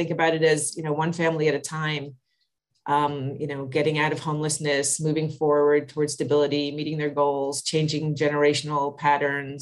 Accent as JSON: {"language": "English", "region": "East Coast", "country": "United States", "moved": "as an adult", "lives_now": "San Francisco, United States", "said": "I am from the East Coast originally"}